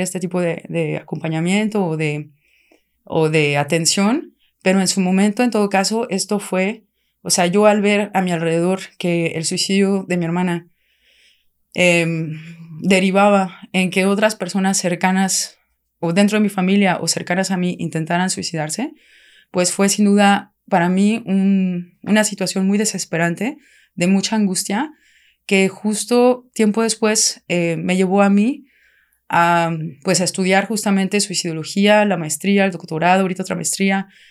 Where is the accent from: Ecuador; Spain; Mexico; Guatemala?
Mexico; Querétaro; moved away as an adult; also born or lived in France; yo soy de Querétaro, mi familia somos de Querétaro.